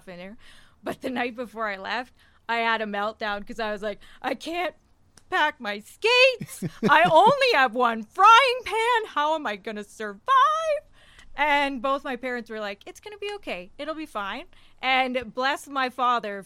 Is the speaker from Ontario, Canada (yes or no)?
yes; Owen Sound, Ontario, Canada; moved away as an adult; also born or lived in Barrie, Ontario; now in Lloydminster, Canada; I'm from a small farm, which I like to refer to as the Clegg's Ranch, and it's the closest city that it's near is Owen Sound, Ontario